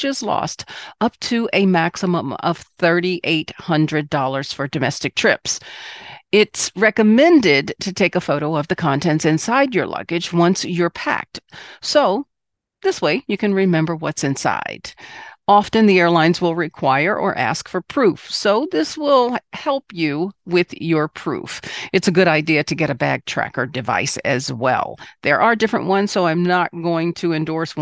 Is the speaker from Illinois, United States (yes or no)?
no; Washington, District of Columbia, United States; moved away as an adult; also born or lived in Chicago; I'm originally from Southeast Washington, D.C., and absolutely love being a Washingtonian